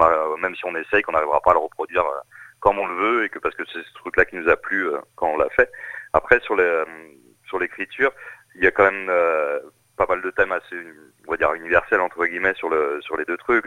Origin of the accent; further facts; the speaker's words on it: Saint-Brieuc, Brittany, France; also born or lived in Rennes; je, ne suis pas né en Bretagne, mais j'ai grandi en Bretagne, à Saint-Brieuc